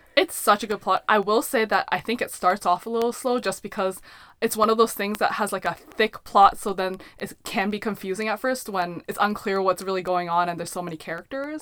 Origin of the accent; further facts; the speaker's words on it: Canada; we were raised purely in Canada